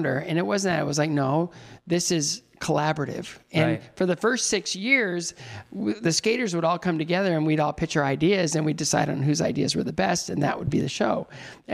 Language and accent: English; Northwestern Ohio, United States; I grew up in Northwestern Ohio.